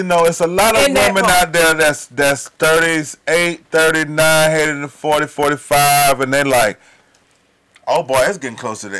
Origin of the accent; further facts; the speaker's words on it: Atlanta, Georgia, United States; I come from Hollywood Road, Bankhead, 30318.